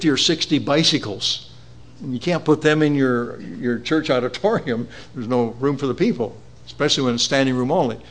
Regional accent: Beamsville, Ontario, Canada; my hometown of Beamsville

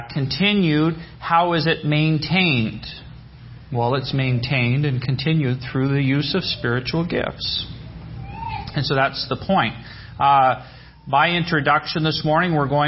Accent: British Columbia, Canada; We're from British Columbia. It's Western Canada.

